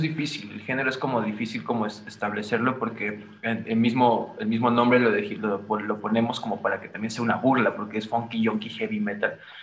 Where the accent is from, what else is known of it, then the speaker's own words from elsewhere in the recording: Veracruz, Mexico; moved away; also born or lived in Xalapa; Poncho y yo somos de Veracruz